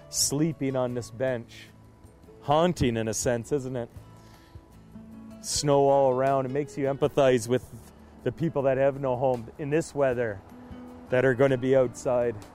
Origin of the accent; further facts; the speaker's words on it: Waterloo, Ontario, Canada; this sculpture here so close to my hometown in uh, Waterloo